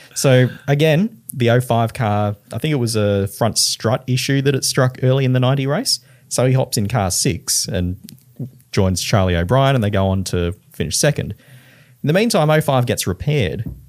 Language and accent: English; Queensland, Australia; I'm from Queensland